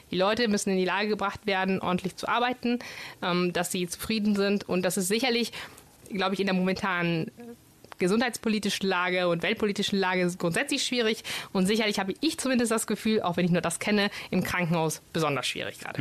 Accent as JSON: {"language": "German", "town": "Bologna", "region": "Emilia-Romagna", "country": "Italy", "tie": "born or raised there", "first_language": "Italian", "second_language": "German", "moved": "as an adult", "lives_now": "Düsseldorf, Germany", "said": "Ich komme aus Bologna ursprünglich."}